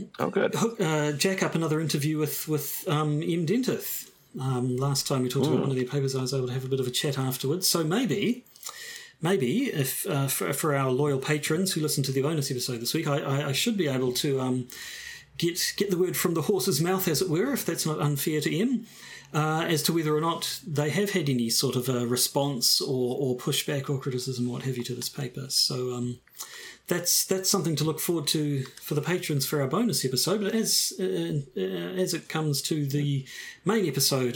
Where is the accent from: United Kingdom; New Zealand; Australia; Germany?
New Zealand